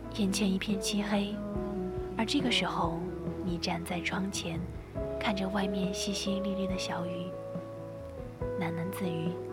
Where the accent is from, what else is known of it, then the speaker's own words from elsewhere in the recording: Sichuan, China; 身为一个四川人